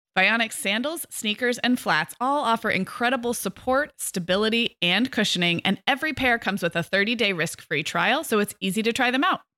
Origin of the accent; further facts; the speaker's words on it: Santa Barbara, California, United States; also born or lived in Arizona; now in Orange County, United States; where I grew up in Santa Barbara